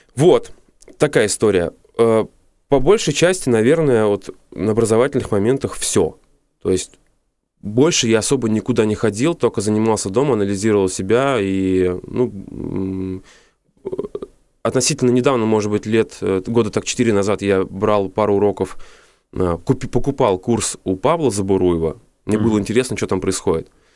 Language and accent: Russian; Moscow, Russia; я москвич коренной